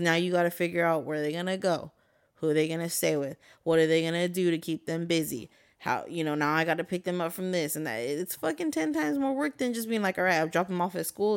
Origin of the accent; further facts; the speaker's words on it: Guadalupe, United States; moved away; growing up in Guad